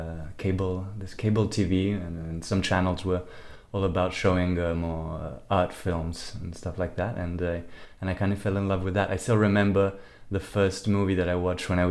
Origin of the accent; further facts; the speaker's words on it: Rome, Lazio, Italy; moved away as an adult; also born or lived in New York; I'm from Rome, born and raised.